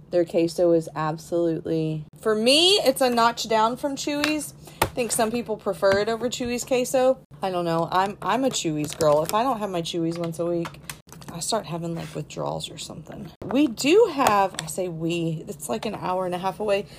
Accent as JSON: {"language": "English", "region": "Texas", "country": "United States", "tie": "born or raised there", "said": "I'm a Tex Mex person, obviously, growing up in Texas."}